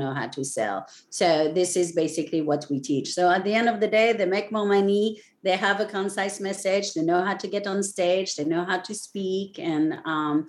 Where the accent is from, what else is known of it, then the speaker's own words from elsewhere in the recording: France; also born or lived in Raleigh, North Carolina; now in Ocean Isle Beach, United States; I was born in France, and by the water